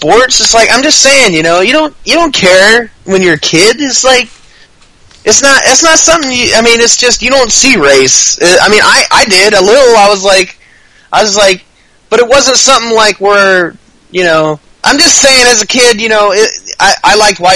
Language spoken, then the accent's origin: English; Texas, United States; I grew up in Texas. I live in Texas.